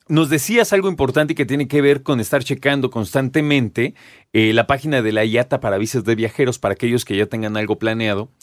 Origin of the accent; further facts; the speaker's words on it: Mexico; como mexicanos